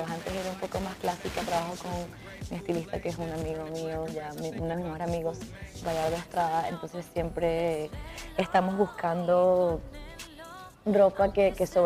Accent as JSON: {"language": "Spanish", "country": "Venezuela", "said": "Yo soy muy rompera como somos todos los venezolanos"}